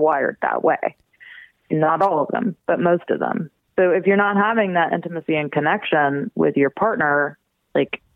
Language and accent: English; right outside of New Orleans, Louisiana, United States; I was born and raised right outside of New Orleans, Louisiana